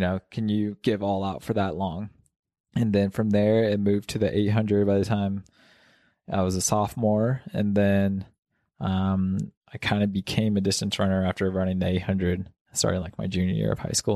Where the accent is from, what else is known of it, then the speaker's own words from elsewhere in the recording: Kansas, United States; now in Mammoth Lakes, United States; I was born in Kansas, no altitude there